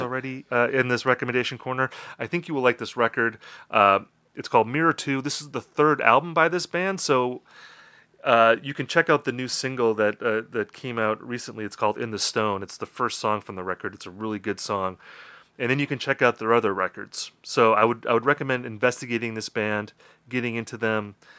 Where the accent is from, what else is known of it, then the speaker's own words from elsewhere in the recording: Wisconsin, United States; Justin and I come from Wisconsin. We're both raised on album-oriented rock radio